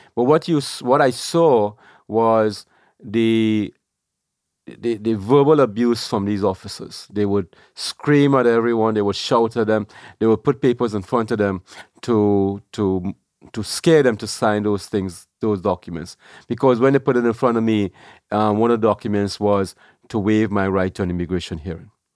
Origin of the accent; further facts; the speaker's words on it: Trinidad & Tobago; moved away as an adult; also born or lived in New York; now in New Jersey, United States; I was born in Trinidad.